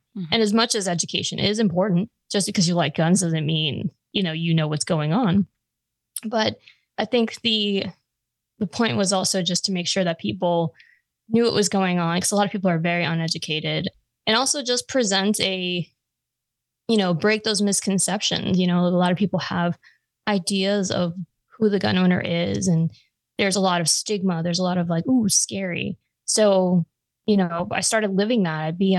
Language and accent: English; Long Island, Suffolk County, New York, United States; moved away; I'm from Long Island.